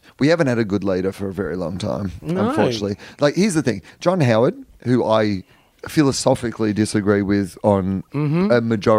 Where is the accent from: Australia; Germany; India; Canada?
Australia